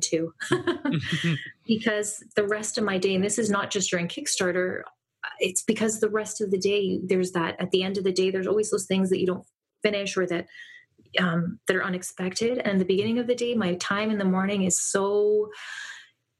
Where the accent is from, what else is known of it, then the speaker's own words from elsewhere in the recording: just north of Toronto, Ontario, Canada; I'm in Canada. I'm just north of Toronto